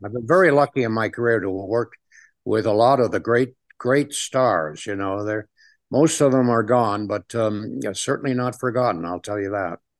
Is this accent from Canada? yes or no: yes; Ottawa, Ontario, Canada; also born or lived in Toronto / Hollywood; now in Las Vegas, United States; I was born in Ottawa, which is the capital city of Canada. And, um, I grew up there